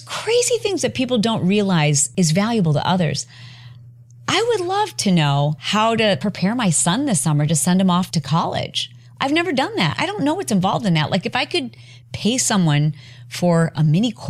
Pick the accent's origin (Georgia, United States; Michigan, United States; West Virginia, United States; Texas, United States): Michigan, United States; now in California, United States; I'm a Midwestern girl. I'm from Michigan